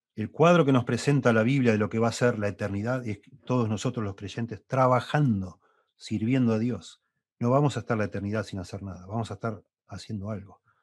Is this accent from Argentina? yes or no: yes; Argentina; also born or lived in Uruguay; Yo nací en Uruguay, me vine a vivir en Argentina, Argentina a los siete años. Bueno, llegué a hacer dos años de primaria en Uruguay